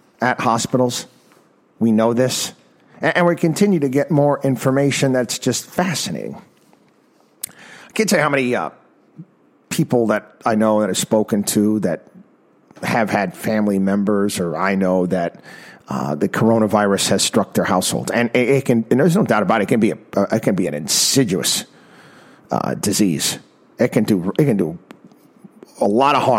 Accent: Albany, New York, United States; Albany, New York, my hometown

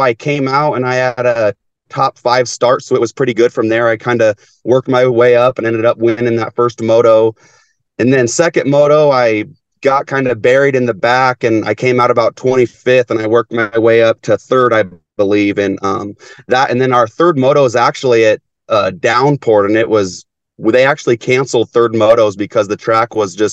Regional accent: Tekamah, Nebraska, United States; my hometown by Tecama, right outside of Omaha

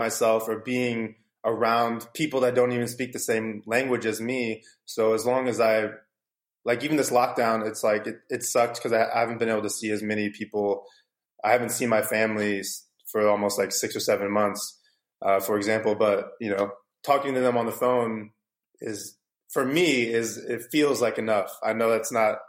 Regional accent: St. Louis, Missouri, United States; now in California, United States; I'm from St. Louis, Missouri, originally. So when I was growing up there

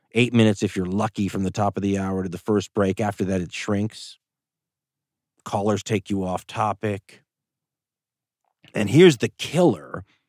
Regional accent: Los Angeles, California, United States; moved away as an adult; also born or lived in Boulder, Colorado / Western Oregon; now in Oregon, United States; I was a kid from Los Angeles, California, family in the film business

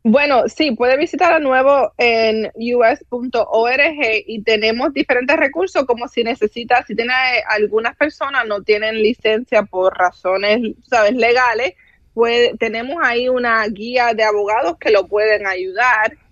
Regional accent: Cuba; now in United States; yo soy cubana

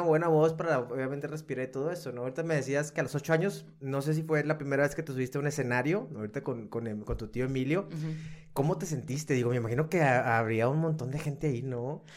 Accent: Monterrey, Nuevo León, Mexico; yo como regio

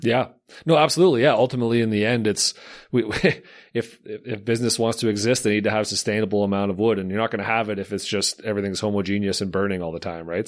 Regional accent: Slave Lake, Alberta, Canada; I'm from Slave Lake

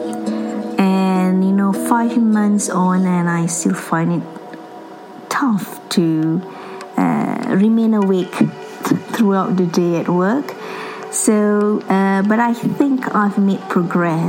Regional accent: Singapore; now in England, United Kingdom; I'm from Singapore but currently based in England.

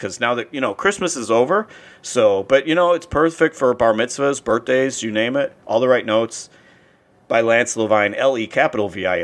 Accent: Hollywood, Florida, United States; I grew up in Hollywood, Florida

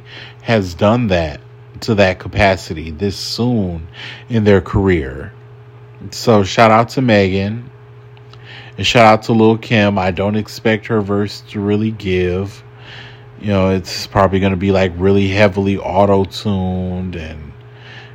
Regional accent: United States; as an American

